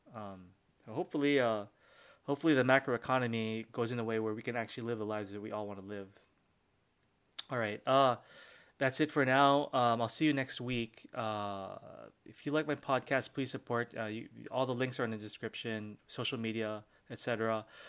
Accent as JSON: {"language": "English", "country": "Philippines", "said": "I'm Filipino"}